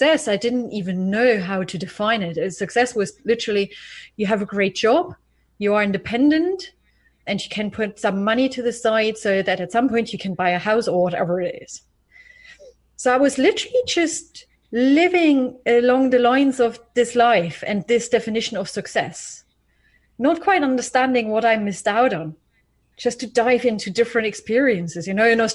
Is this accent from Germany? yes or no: yes; East Germany, Germany; I was born in East Germany, actually, in the 80s, in the early 80s